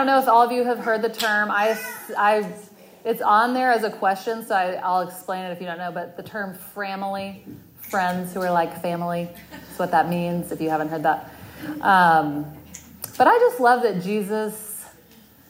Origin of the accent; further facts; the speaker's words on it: Texas, United States; moved away as an adult; also born or lived in Winston-Salem, North Carolina / Colorado / Washington, D.C. / Dallas, Texas; now in Charlotte, United States; I was born and raised in Texas